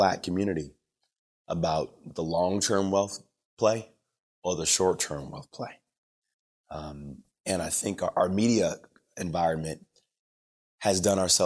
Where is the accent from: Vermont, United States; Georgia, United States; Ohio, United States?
Ohio, United States; Cleveland; the experiences that I saw growing up in Cleveland from my parents